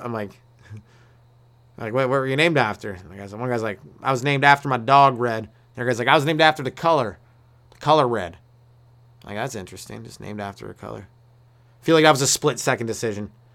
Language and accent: English; Canada; I'm Canadian